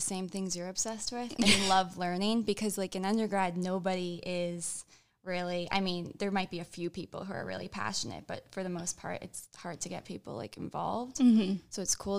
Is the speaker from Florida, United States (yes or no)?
yes; Florida, United States; I'm from Florida